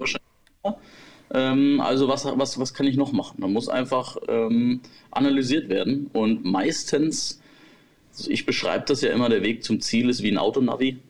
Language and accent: German; Germany; bei uns in Deutschland